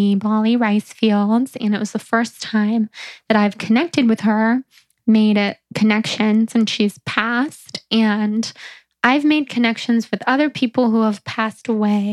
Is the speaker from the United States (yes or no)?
yes; near San Francisco, California, United States; moved away; also born or lived in New York; growing up near San Francisco